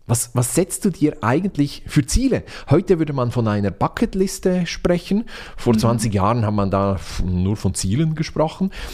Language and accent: German; Switzerland; ich bin Schweizer